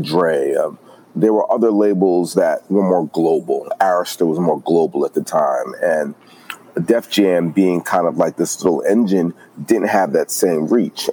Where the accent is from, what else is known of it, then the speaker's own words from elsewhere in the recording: New York City, New York, United States; moved away as an adult; also born or lived in Atlanta; I'm originally from New York, born and raised in Brooklyn